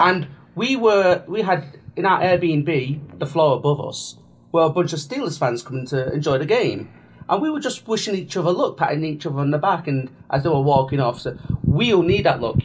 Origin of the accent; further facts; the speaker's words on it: England, United Kingdom; They just let us in because we're English